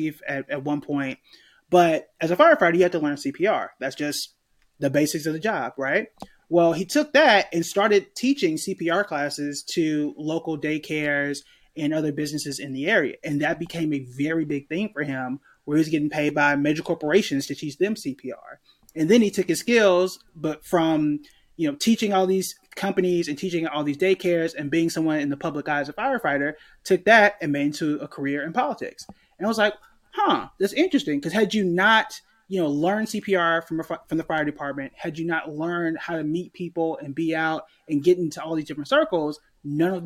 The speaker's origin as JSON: {"language": "English", "town": "Tulsa", "region": "Oklahoma", "country": "United States", "tie": "born or raised there", "said": "I was born and raised in Tulsa, Oklahoma"}